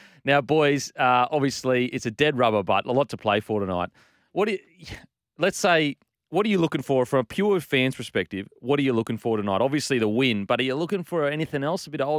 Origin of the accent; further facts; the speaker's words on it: Queensland, Australia; now in New South Wales, Australia; I'm a Queenslander.